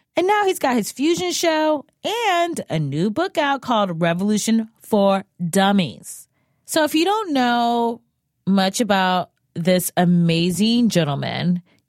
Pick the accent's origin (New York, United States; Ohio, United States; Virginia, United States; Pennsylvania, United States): Ohio, United States; Cleveland; I'm from Cleveland.